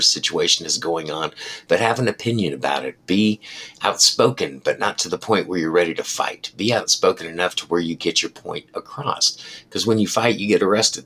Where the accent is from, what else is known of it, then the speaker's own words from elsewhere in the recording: United States; as an American who flies a flag in front of his house every day